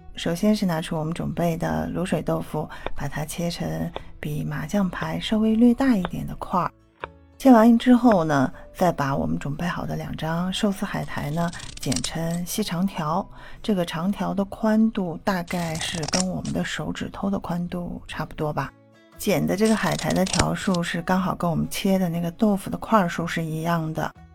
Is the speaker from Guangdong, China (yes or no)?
no; Xi'an, Shaanxi, China; 我是西安人